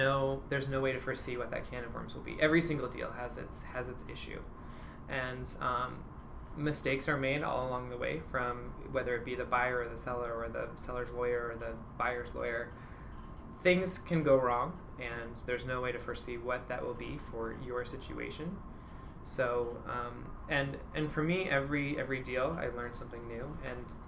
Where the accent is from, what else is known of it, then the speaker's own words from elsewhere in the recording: Nebraska, United States; moved away; I'm originally from Nebraska